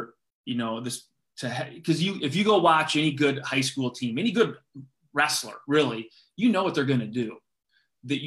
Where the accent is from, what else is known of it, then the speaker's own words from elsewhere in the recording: Gilbertville, Iowa, United States; I grew up in Gilbertville, Iowa, right near Waterloo